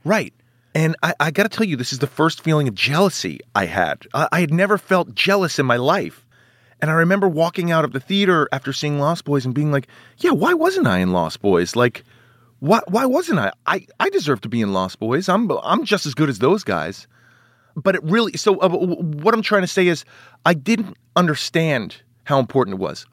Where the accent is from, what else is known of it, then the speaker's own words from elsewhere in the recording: New York City, New York, United States; I grew up in Manhattan.